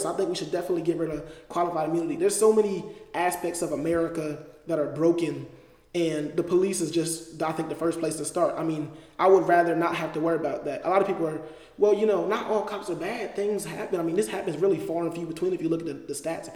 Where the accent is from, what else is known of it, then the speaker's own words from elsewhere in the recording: Delaware, United States; moved away; I'm from Delaware